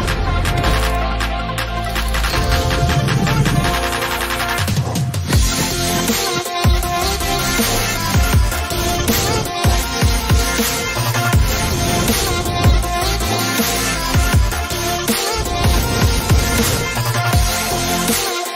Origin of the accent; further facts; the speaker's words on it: Midwest, United States; you're a Midwestern